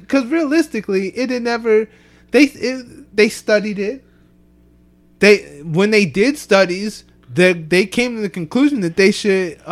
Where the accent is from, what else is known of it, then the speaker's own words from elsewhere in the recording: Ephrata, Pennsylvania, United States; growing up in Ephrata